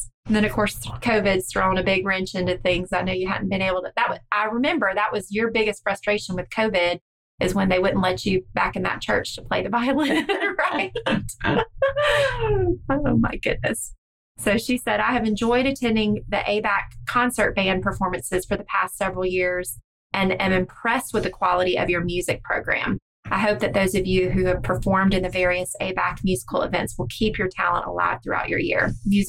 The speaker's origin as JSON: {"language": "English", "town": "Milltown", "region": "Georgia", "country": "United States", "tie": "born there", "said": "I was born in 1924 in Milltown before it became Lakeland."}